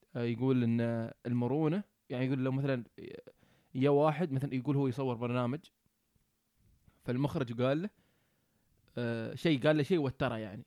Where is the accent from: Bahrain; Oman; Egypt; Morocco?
Oman; moved away as an adult; now in New Zealand; إحنا من عمان